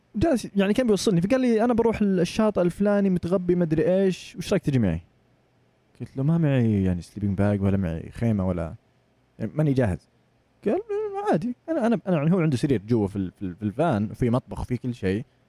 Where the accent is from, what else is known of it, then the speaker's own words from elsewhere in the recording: Saudi Arabia; من السعودية